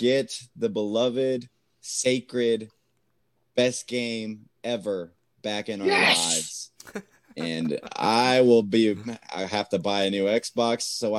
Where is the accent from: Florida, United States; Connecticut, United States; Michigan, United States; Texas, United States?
Texas, United States; Lubbock; I'm from Lubbock. There wasn't ice here, so nobody knew how to play hockey.